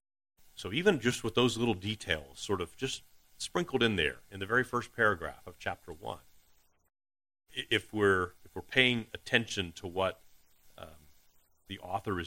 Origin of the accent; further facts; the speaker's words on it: Deep East Texas, United States; accent: Texas; My Texas accent is hard to hit. Illusion, how about that? I'll be from Deep East Texas